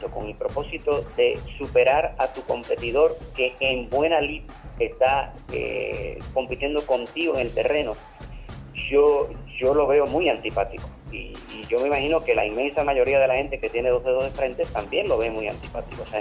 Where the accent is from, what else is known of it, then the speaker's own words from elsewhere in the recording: Puerto Rico; Bueno, para nosotros como puertorriqueños